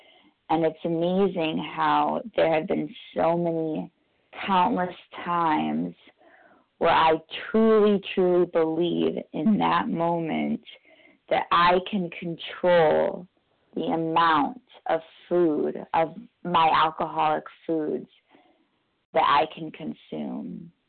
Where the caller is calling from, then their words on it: New York, United States; I'm calling from New York, New York, gratefully recovered compulsive overeater.